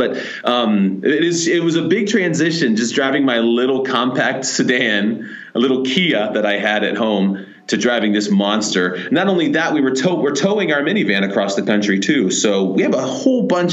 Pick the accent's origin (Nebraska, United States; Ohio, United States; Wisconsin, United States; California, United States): Ohio, United States; Columbus; moved away as an adult; we're from Columbus, Ohio